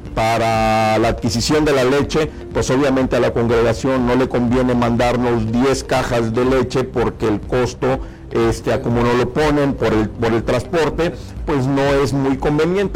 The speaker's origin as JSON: {"language": "Spanish", "region": "Tamaulipas", "country": "Mexico", "said": "Los tamaulipecos no somos mexicanos de segunda"}